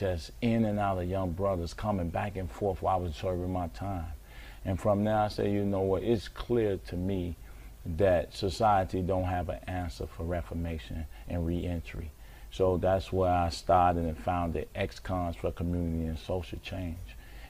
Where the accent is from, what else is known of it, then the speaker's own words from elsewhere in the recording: Chicago, Illinois, United States; Born and raised in Chicago, Inglewood, and man, all my life.